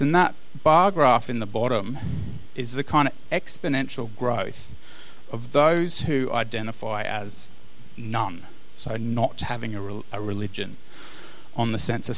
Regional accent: Australia; as Australian Christians

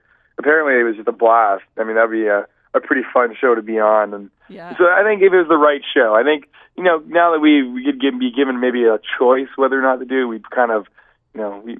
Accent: Saskatchewan, Canada; we're from Saskatchewan.

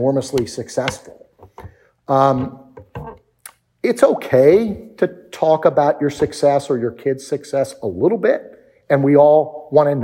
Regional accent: D.C., District of Columbia, United States; I grew up outside of Washington, D.C.

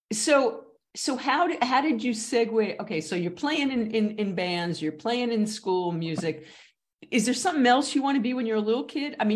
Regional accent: Texas, United States; I, I, I, I'm from Texas, but I'd rather be in Paris.

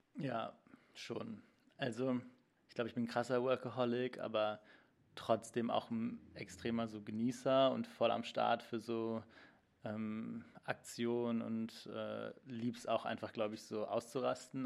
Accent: Cologne, North Rhine-Westphalia, Germany; moved away as an adult; also born or lived in Hildesheim; now in Berlin, Germany; in Köln, wo ich aufgewachsen bin

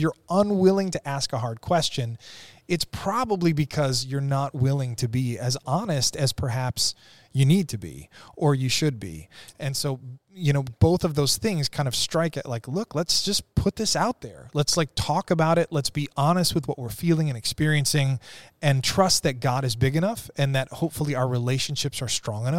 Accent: Ireland; and I'm Irish, so we kind of expect bad things to happen, right?

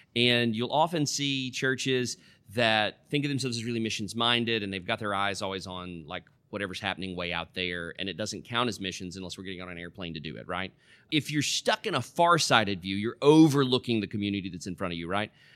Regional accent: middle Tennessee, United States; moved away as an adult; also born or lived in West Africa; I was born and raised out in the Cow Pasture in the middle of Tennessee

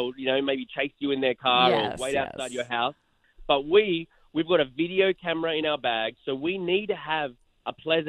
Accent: Australia; now in Los Angeles, United States; they know me as the Aussie guy

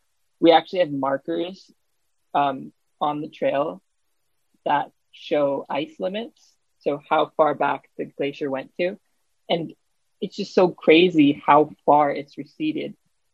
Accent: Juneau, Alaska, United States; being born and raised in Juneau, Alaska

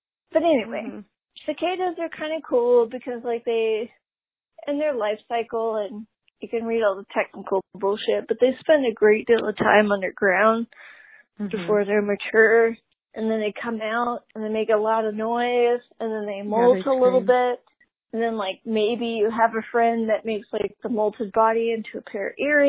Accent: the South, United States; Let's talk about the South. I'm from the South. We have a lot of cicadas. We call them June bugs.

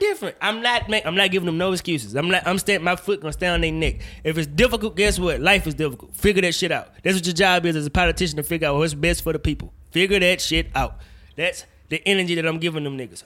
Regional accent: Woodville, Mississippi, United States; I'm from Woodville, Mississippi

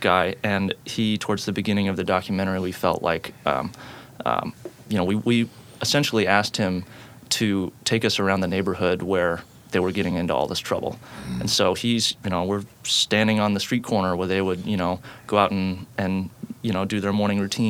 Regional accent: Portland, Oregon, United States; also born or lived in Eugene, Oregon; I grew up in Portland, went down to Eugene for school, and came straight back.

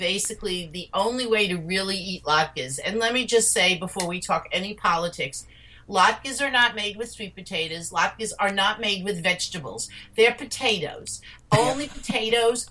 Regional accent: New York City, New York, United States; We grew up in New York City

